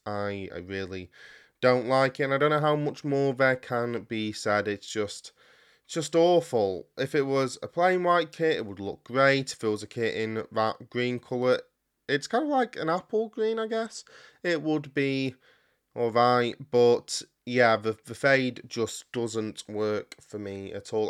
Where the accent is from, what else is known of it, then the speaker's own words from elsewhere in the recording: United Kingdom; As a Brit